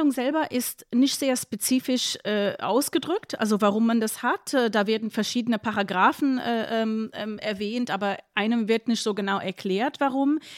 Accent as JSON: {"language": "German", "region": "Berlin", "country": "Germany", "said": "aber ich bin Berlinerin und ähm, ja, ich werde geimpft."}